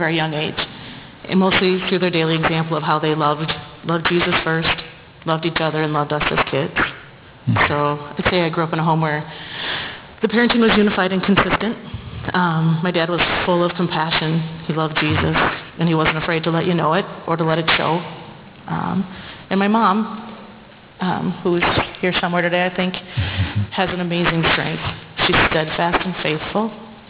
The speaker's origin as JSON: {"language": "English", "town": "Plymouth", "country": "United States", "tie": "born or raised there", "said": "we grew up in Plymouth here in a middle-class family. My journey has had Lutheran with a mix of covenant, non-denominational, evangelical, all in there."}